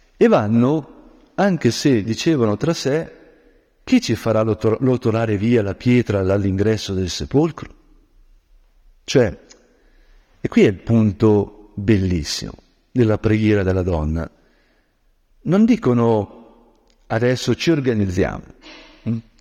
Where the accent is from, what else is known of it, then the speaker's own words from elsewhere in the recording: Lombard land, Lombardy, Italy; moved away; io che sono di origine silvestre, diciamo così, quando nella mia terra longobarda eh, camminavo nei boschi